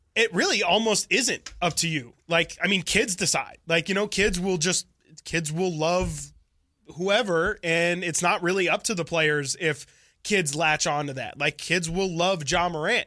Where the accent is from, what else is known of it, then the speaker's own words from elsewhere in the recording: Elk Grove, California, United States; I grew up around the Pleasant Grove, uh, high school, and I played Pee Wee there for one year.